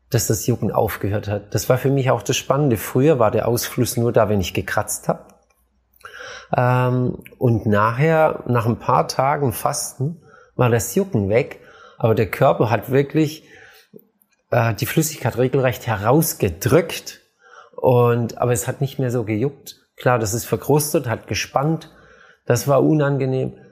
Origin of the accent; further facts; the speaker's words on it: Baden-Württemberg, Germany; aber ich komme aus Schwaben, Nudeln, Spätzle und Fleisch gab's immer.